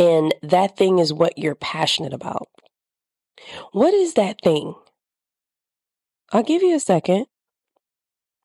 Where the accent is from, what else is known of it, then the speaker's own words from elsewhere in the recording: the South, United States; moved away; I grew up in the South, and I grew up in a spot where things are always blooming